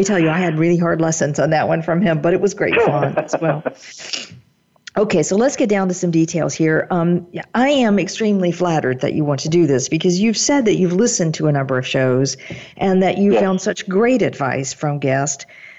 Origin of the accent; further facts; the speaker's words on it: North Carolina, United States; I grew up in North Carolina in a rural part of the state